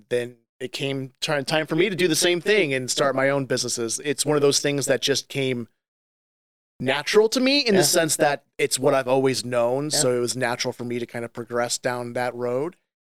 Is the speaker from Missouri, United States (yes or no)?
yes; St. Louis, Missouri, United States; I grew up in the St. Louis area. I'm actually a fourth generation business owner in our town.